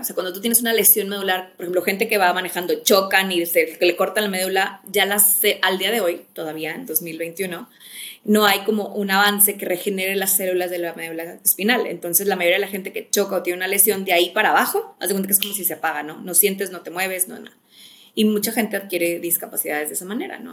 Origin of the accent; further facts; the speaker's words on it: Monterrey, Nuevo León, Mexico; moved away; also born or lived in Mexico City; Soy mexicana, originalmente, bueno, soy regia, pero yo digo que soy mitad regia, mitad chilanga. estoy viví mucho tiempo en Ciudad de México, ahorita vivo en Monterrey